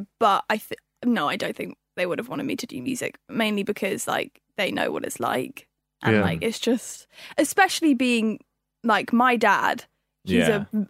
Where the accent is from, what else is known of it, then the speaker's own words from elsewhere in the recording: London, United Kingdom; I was born in London. Right. Born and raised here.